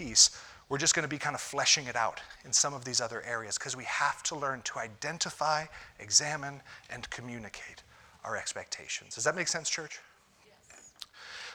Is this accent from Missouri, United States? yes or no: no; Ohio, United States; moved away; I'm from Ohio